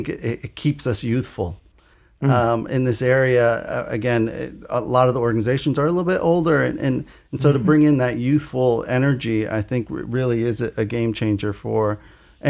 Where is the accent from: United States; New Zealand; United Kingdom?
United States; Norwalk, Connecticut; also born or lived in New Mexico; coming back to my hometown